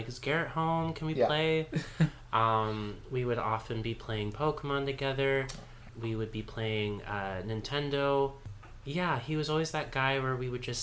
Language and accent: English; New Westminster, British Columbia, Canada; growing up in New Westminster